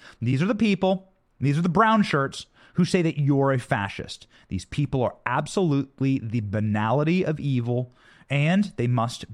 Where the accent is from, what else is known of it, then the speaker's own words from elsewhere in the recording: Iowa, United States; I'm from Iowa